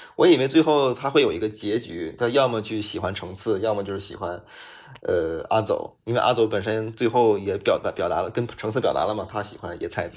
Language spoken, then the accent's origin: Chinese; China; also born or lived in Beijing; 我们中国人